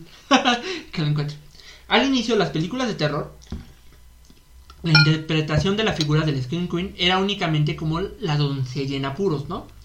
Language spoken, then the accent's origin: Spanish; Mexico; somos, somos mexicanos